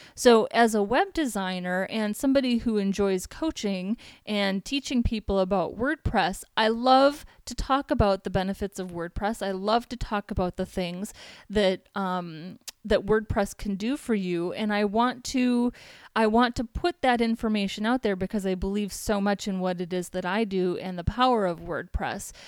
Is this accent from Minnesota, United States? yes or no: yes; Minneapolis, Minnesota, United States; moved away as an adult; now in San Diego, United States; I'm from Minneapolis, Minnesota.